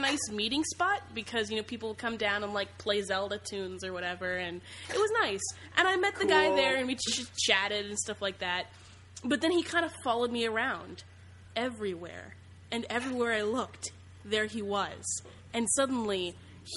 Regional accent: Ohio, United States; I'm from Ohio

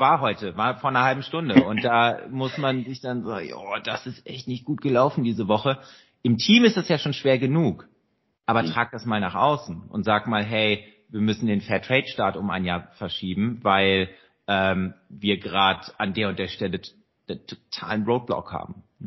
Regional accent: Rhineland, Germany; als Rheinländer

